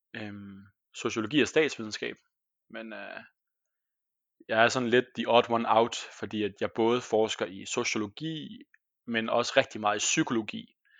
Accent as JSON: {"language": "Danish", "country": "Denmark", "also_born_or_lived": "Squamish, British Columbia, Canada / Copenhagen, Denmark", "moved": "as an adult", "lives_now": "Trondheim, Norway", "said": "jeg er jo fra Danmark"}